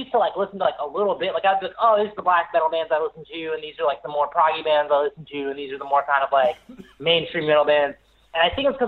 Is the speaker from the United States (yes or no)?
yes; the Carolinas, United States; growing up in Carolina, and then I'm, I'm, uh, I'm 27